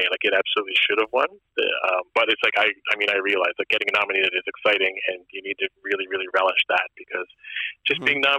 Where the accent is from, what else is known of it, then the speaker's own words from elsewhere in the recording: Nova Scotia, Canada; born there; also born or lived in Germany / Newfoundland; I was actually not born in Newfoundland. {S0} Really? {S3} I was born in Nova Scotia, but even I only ever spent 11 months there before I was like shipped off.